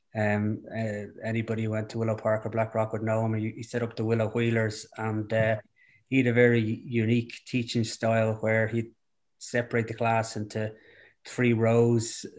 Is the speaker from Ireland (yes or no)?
yes; Dublin, Leinster, Ireland; also born or lived in Rathfarnham / Foxrock / Clongowes; I, uh, grew up in Dublin.